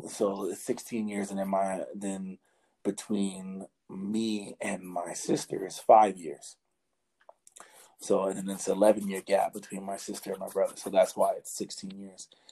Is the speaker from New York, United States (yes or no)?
yes; New York City, New York, United States; also born or lived in Harlem / the Bronx / Brooklyn; I'm originally from New York City. Like I was born and raised in the city.